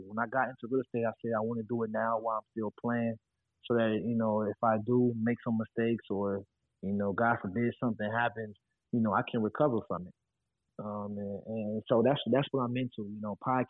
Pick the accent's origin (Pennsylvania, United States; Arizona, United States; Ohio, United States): Ohio, United States; moved away as an adult; also born or lived in Florida; my home state of Ohio